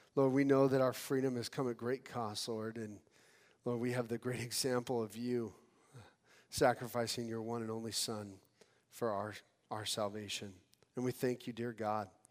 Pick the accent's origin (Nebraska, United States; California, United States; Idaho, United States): California, United States; I'm from California.